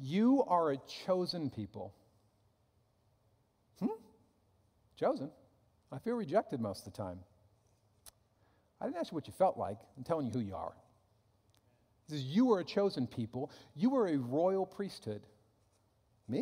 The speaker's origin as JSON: {"language": "English", "country": "United States", "said": "I'm an American"}